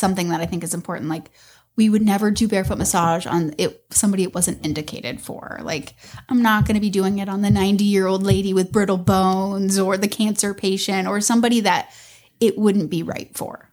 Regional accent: Tampa Road, Pinellas County, Florida, United States; I grew up on Tampa Road.

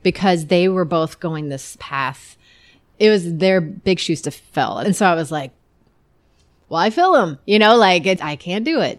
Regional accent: Iowa, United States; I grew up in Iowa.

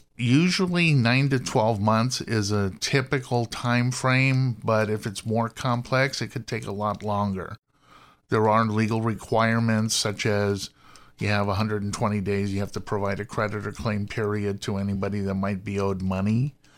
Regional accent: Los Angeles, California, United States; I'm born and raised in Los Angeles, went to U C L

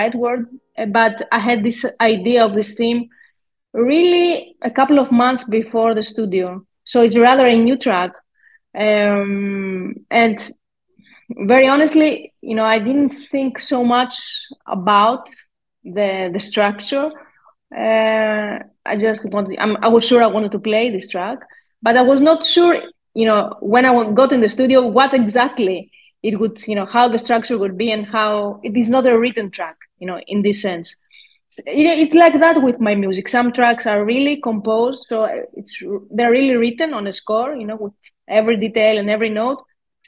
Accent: Greece; a Greek musician born and raised in Greece

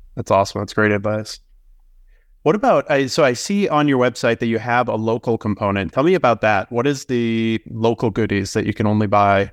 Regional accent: Northeast, United States; I grew up in the Northeast, so I kinda grew up on fluff and udders.

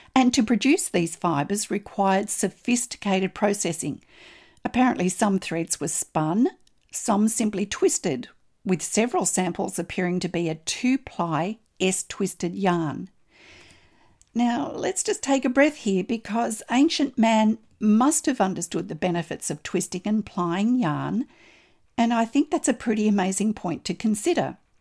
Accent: Australia; I'm an Australian textile artist

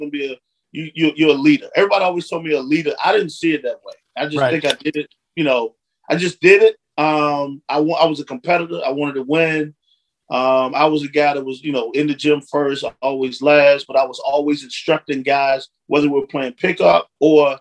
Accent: Franklin, Virginia, United States; also born or lived in Washington, D.C.; I was born in the Hampton Roads area in Virginia, in a place called Franklin, Virginia

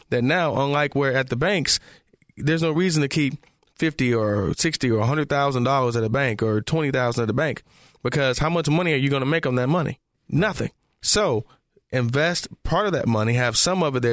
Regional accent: Detroit, Michigan, United States; I'm from Detroit

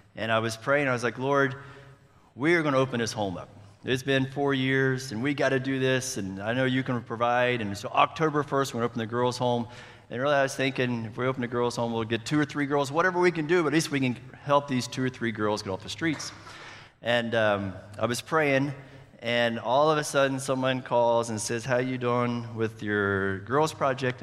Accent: Charleston, West Virginia, United States; moved away as an adult; now in Colombia; I am from Charleston, West Virginia. Sorry for the accent

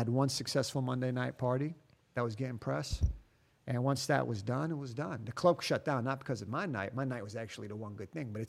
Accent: United States; moved away as an adult; also born or lived in Miami; now in Germany; I'm an American living in Germany.

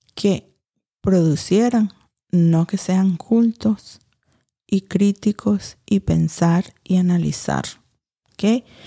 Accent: Louisiana, United States; moved away as an adult; also born or lived in Saudi Arabia; now in Nicaragua; he vivido ahí desde los dos años, criada en Luciana, con blancos, no me crié en Miami entre los cubanos y los latinos

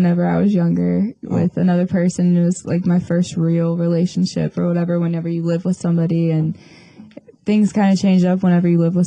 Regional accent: Panama City Beach, Florida, United States; I am from Panama City Beach, Florida

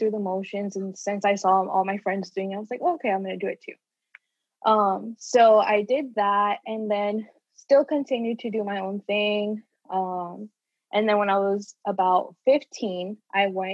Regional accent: Orlando, Florida, United States; also born or lived in Puerto Rico; I was born in Puerto Rico, but I moved here when I was like a year and a half. So basically been in Orlando my whole life

